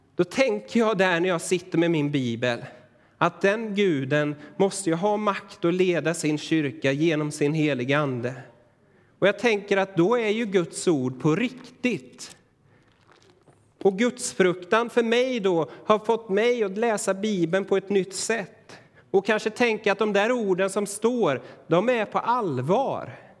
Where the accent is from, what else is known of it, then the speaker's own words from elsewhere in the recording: Sweden; för oss idag som moderna svenskar